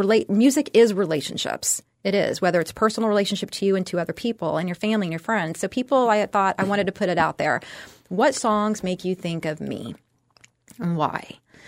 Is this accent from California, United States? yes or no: yes; California, United States; also born or lived in Texas; I was born and raised in Texas, but I grew up in California, and good and bad.